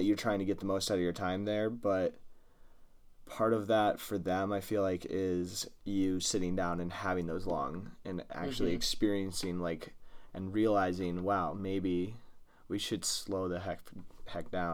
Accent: Midwest, United States; We're just from Midwestern

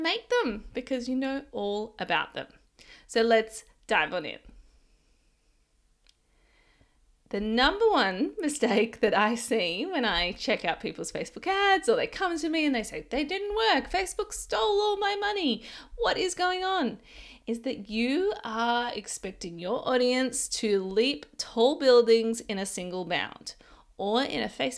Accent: Ballina, New South Wales, Australia; even my hometown of Ballina

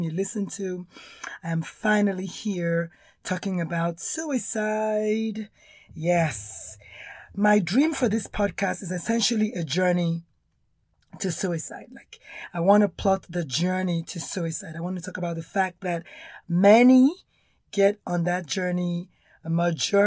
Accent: Nigeria; accent: Nigerian; now in United States; I'm Nigerian born, if you can tell from the accent.

